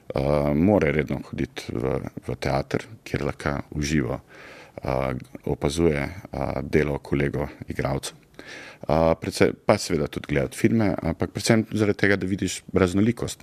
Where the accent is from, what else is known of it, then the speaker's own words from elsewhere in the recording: Zagorje ob Savi, Zasavska, Slovenia; also born or lived in Trbovlje; jaz sem odraščal v Zagorju, srednjo šolo hodil v Trboljah